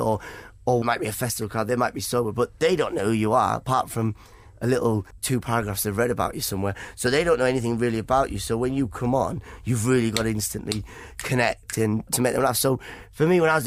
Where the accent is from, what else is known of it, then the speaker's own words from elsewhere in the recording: Middlesbrough, North East England, United Kingdom; accent: Geordie; also born or lived in Iran; growing up in Middlesbrough, and obviously people knew that your mum was foreign